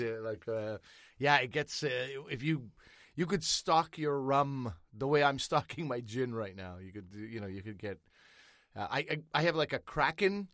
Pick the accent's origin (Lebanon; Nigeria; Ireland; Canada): Canada; as a Canadian